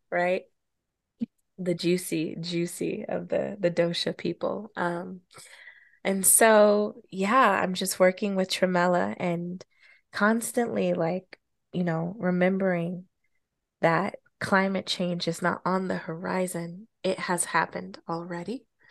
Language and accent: English; Colorado, United States; moved away; my childhood growing up in Colorado